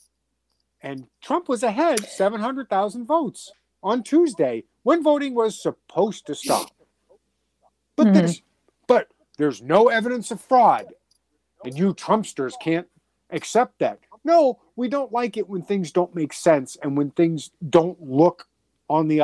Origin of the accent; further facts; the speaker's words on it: Boston, Massachusetts, United States; accent: Boston; my Boston accent